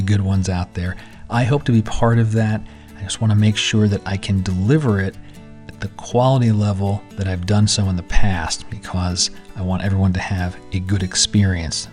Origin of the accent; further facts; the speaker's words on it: San Diego, California, United States; San Diego, my hometown